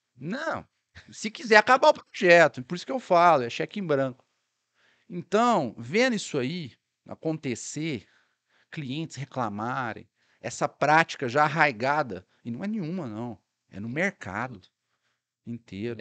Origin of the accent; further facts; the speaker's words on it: Sacramento, Minas Gerais, Brazil; minha cidade natal, né? Que é Sacramento